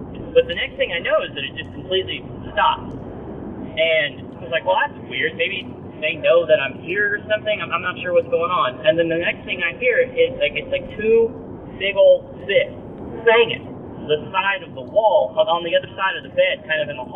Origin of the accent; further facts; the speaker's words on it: Tulsa, Oklahoma, United States; moved away as an adult; also born or lived in Fulton, Missouri; I am from Tulsa, Oklahoma